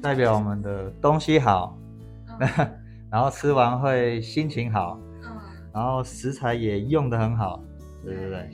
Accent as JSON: {"language": "Chinese", "town": "Sanchong", "region": "New Taipei", "country": "Taiwan", "tie": "born or raised there", "also_born_or_lived": "Xinzhuang", "said": "我从小是在三重长大，可是很靠近新庄，所以我国高中都是念恒义中学"}